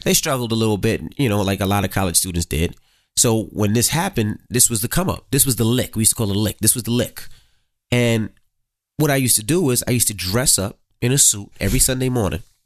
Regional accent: New York City, New York, United States; growing up in Queens, you seen a lot of street life

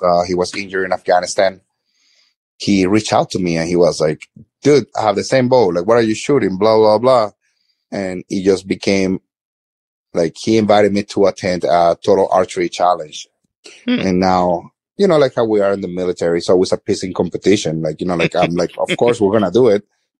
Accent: Florida, United States; As I said, like I grew up in South Florida, like I've always been in the city.

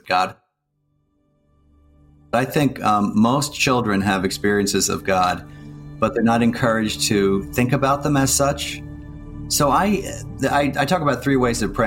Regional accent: Plymouth Meeting, Pennsylvania, United States; I grew up outside of Philadelphia in a suburb called Plymouth Meeting

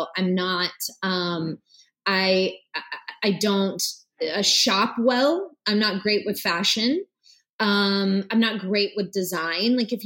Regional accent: Blackshear, Georgia, United States; moved away; I was born in Blackshear, Georgia, and, it's a really small town about 40 minutes north of the Florida line, real country, real South. Everybody knows everyone.

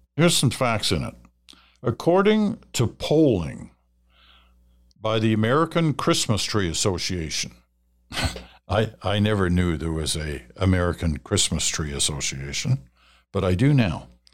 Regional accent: Ottawa, Ontario, Canada; also born or lived in England / Malaya; my first memories of a tree were growing up in Ottawa

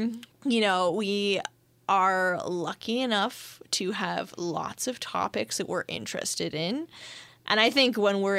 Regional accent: Canada; I'm very Canadian, too, with the French.

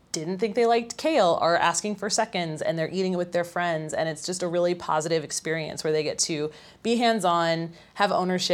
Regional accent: Nebraska, United States; born there; I was born in Nebraska, so caramel is the Midwestern way, but I've adopted caramel.

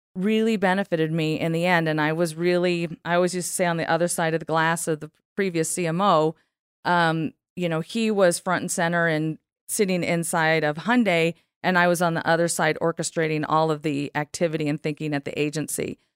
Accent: Southern California, United States; I'm from California.

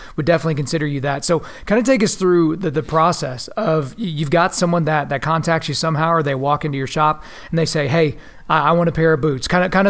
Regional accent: Lawton, Oklahoma, United States; moved away as an adult; now in Edmond, United States; I'm from Lawton, was there for, you know, 18 years, Lawton, Oklahoma, moved to Edmond, so I've kind of settled in Edmond. That's where my wife and I are here now.

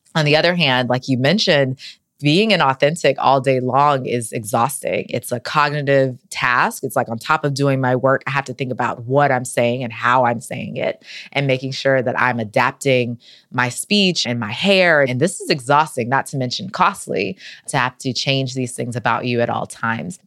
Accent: North Carolina, United States; I'm from North Carolina

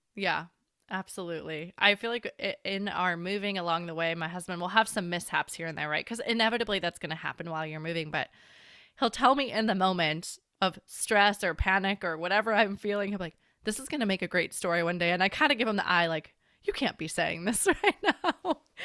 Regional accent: Chicago, Illinois, United States; also born or lived in Washington; now in San Diego, United States; I've lived through enough winters growing up in Chicago

